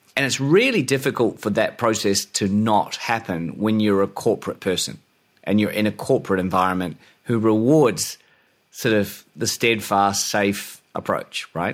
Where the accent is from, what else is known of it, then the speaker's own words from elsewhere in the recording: New Zealand; moved away as an adult; also born or lived in Australia / London; born in New Zealand